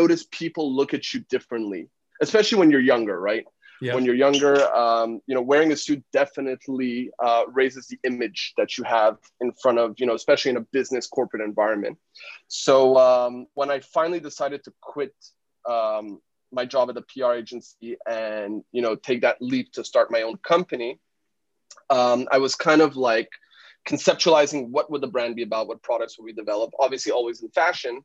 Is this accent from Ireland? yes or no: no; Canada; moved away as an adult; now in Shanghai, China; So I moved from Canada. I'm originally Canadian